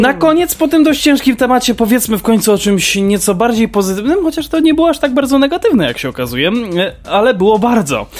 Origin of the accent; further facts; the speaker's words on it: Kraków, Lesser Poland, Poland; u nas w Krakowie